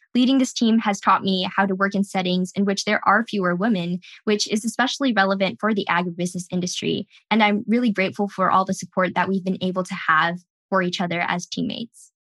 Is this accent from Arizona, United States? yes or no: no; California, United States; Growing up in California